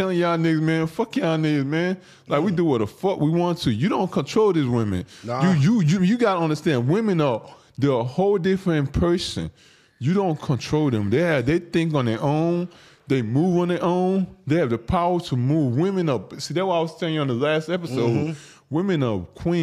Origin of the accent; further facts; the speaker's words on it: Nigeria; now in United States; I'm from Africa. I'm not from America